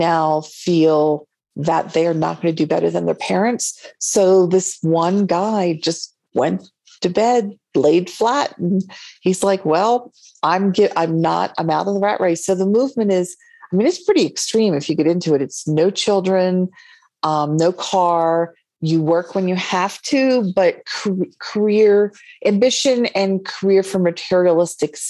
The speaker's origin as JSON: {"language": "English", "region": "Delaware", "country": "United States", "tie": "born or raised there", "also_born_or_lived": "London / New York City", "moved": "yes", "lives_now": "Santa Fe, United States", "said": "I was born in Delaware"}